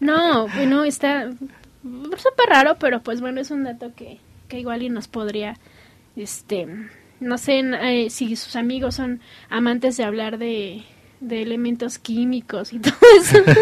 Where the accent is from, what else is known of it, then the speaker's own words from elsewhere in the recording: United States; yo soy americana